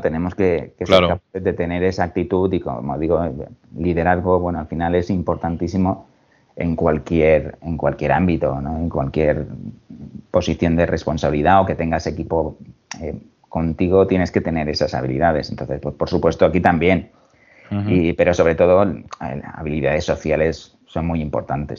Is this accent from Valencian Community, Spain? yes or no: yes; Alicante, Valencian Community, Spain; moved away as an adult; now in Mallorca, Spain; nací en Alicante hace ya unos, unos cuantos años me decidí por, estudiar relaciones laborales en, la Universidad de Alicante